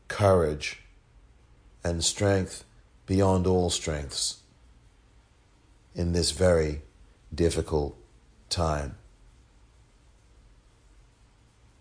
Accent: England, United Kingdom; just as I am from England

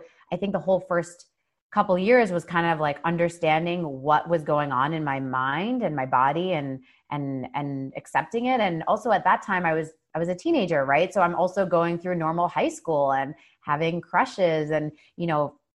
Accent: New Jersey, United States; now in New York City, United States; I was born and raised here

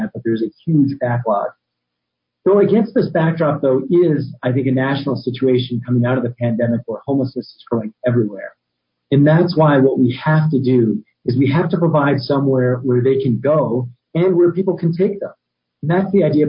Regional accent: Albuquerque, New Mexico, United States; was born and raised in Albuquerque

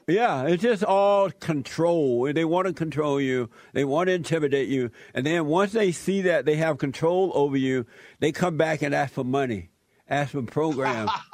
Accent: Alabama, United States; moved away; I grew up in Alabama. I grew up on a plantation

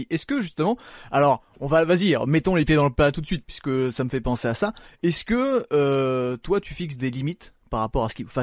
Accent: Belgium; en même temps, je suis belge

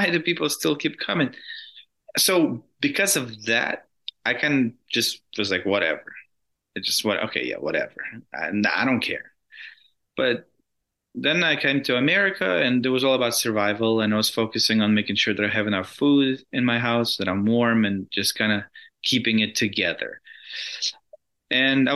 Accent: Russia; moved away; I grew up in Russia.

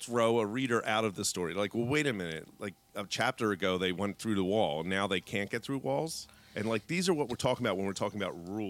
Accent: Philadelphia, Pennsylvania, United States; I always say wolf wrong mm-hmm. because I'm from Philly.

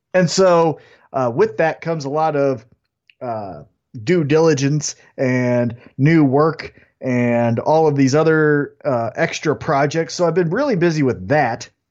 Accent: Independence, United States; I'm from Independence

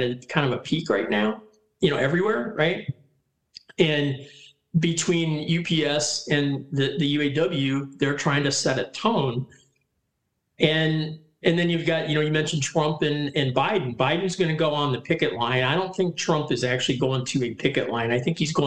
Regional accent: Detroit, Michigan, United States; also born or lived in Lansing, Michigan; I grew up in Detroit

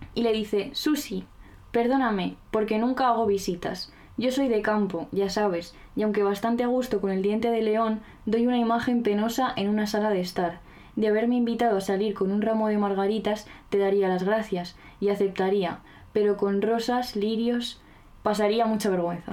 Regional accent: La Rioja, Spain; Yo soy riojana

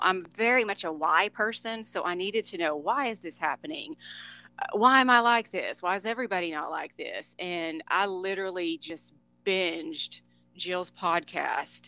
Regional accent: Dallas Fort Worth, Texas, United States; born and raised in the Dallas Fort Worth, Texas area.

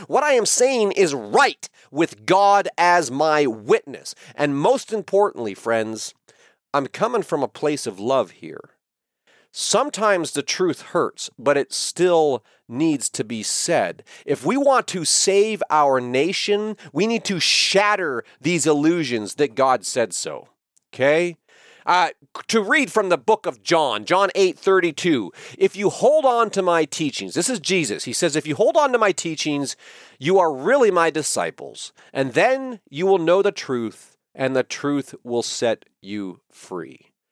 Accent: United States; I am an American patriot

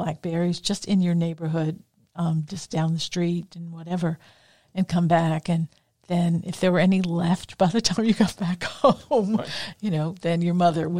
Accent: New Orleans, Louisiana, United States; I grew up in Lakeview

